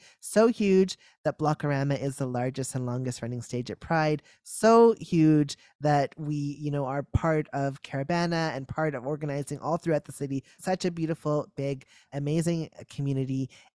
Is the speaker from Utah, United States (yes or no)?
no; Memphis, Tennessee, United States; now in Toronto, Canada; Second, I am from Memphis, Tennessee.